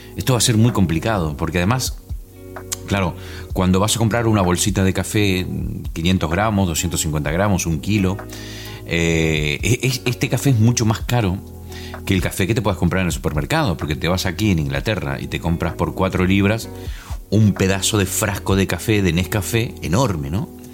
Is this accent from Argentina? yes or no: yes; Concordia, Entre Ríos, Argentina; moved away as an adult; also born or lived in La Gomera, Spain; now in United Kingdom; ella nació en la misma ciudad que nací yo, en Argentina. Esto estamos hablando de Concordia, Entre Ríos